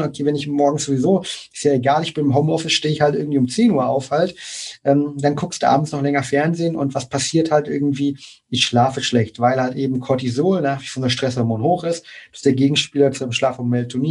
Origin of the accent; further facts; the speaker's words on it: near Leipzig, Saxony, Germany; ich komme aus der Nähe von Leipzig, komme aus, aus Deutschland generell